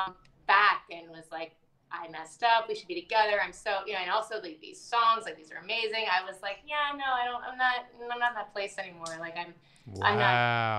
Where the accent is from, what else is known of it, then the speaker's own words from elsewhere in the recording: Appalachia, North Georgia, United States; moved away as an adult; also born or lived in Atlanta, United States; now in New York, United States; I am from Georgia